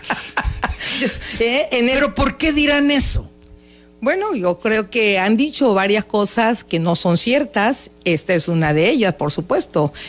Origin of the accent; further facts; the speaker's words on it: Villahermosa, Tabasco, Mexico; por ese querer a mi tierra, por ese conocer a mi municipio